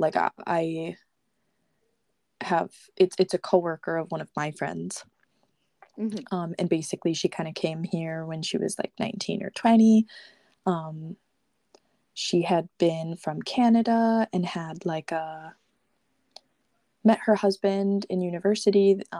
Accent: United States; I speak English and I'm an American

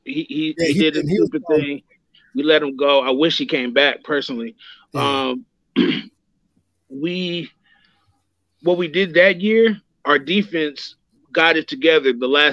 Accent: the Bay Area, California, United States; I grew up in the Bay.

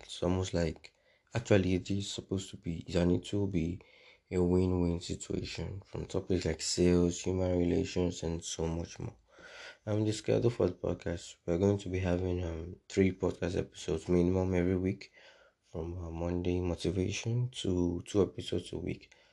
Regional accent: Nigeria; I'm a Nigerian

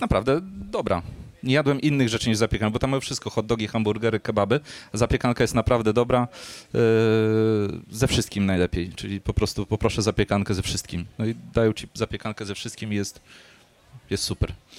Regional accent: Warsaw, Masovian Voivodeship, Poland; u nas w Warszawie

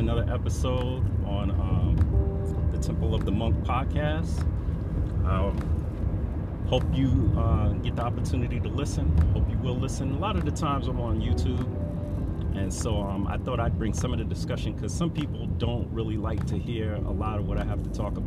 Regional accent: New York City, New York, United States; I'm from New York, from the Bronx, born in 1967

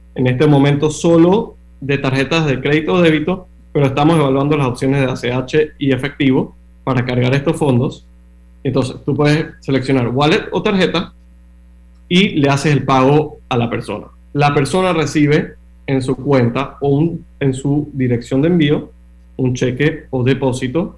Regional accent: Panama; moved away as an adult; also born or lived in Miami, United States; nací, y crecí en Panamá

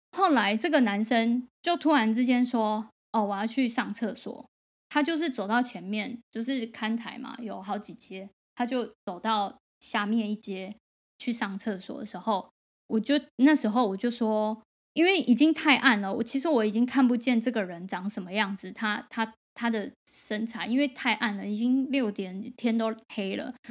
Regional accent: Taoyuan, Taiwan; 我小时候是在桃园长大的

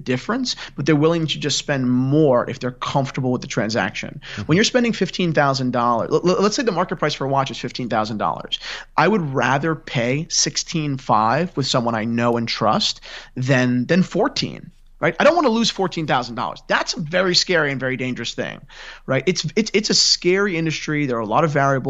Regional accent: near Gary Vaynerchuk's wine shop, New Jersey, United States; I grew up 15 minutes from Gary's wine shop

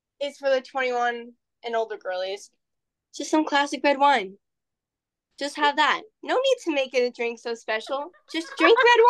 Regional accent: New Jersey, United States; I'm from New Jersey

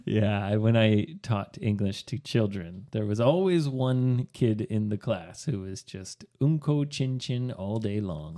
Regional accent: Canada; now in Sendai, Japan; my home country

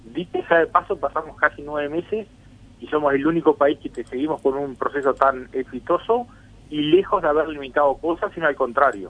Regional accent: Uruguay

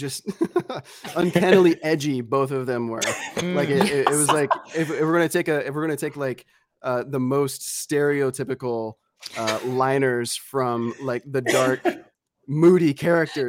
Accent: Arkansas, United States; also born or lived in Tennessee; I'm from Arkansas and Tennessee

